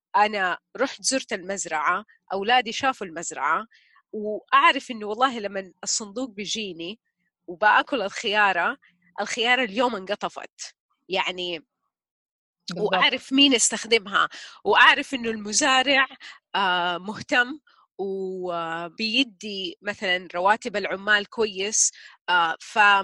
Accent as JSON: {"language": "Arabic", "town": "Taif", "region": "Makkah Province", "country": "Saudi Arabia", "tie": "born or raised there", "said": "جزء من طفولتي كلها في الطايف"}